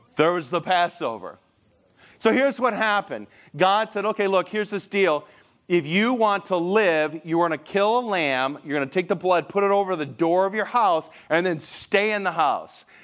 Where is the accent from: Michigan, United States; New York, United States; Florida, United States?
Michigan, United States; I'm from Michigan, like, every, there's lakes everywhere